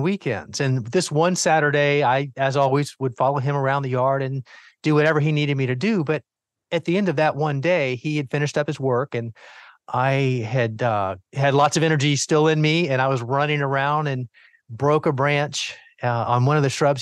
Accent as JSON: {"language": "English", "town": "Miami", "region": "Florida", "country": "United States", "tie": "born or raised there", "said": "as the youngest of four boys growing up in Miami, Florida"}